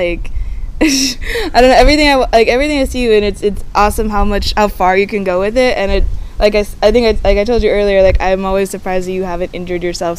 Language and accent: English; California, United States; I've always lived in California, so I've never lived anywhere that was particularly cold.